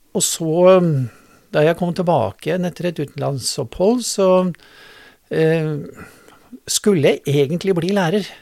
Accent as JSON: {"language": "Norwegian", "town": "Drammen", "region": "Buskerud", "country": "Norway", "tie": "born or raised there", "also_born_or_lived": "Germany", "said": "jeg tilhører denne bydelen. Jeg vokste opp i Fjellsbyen."}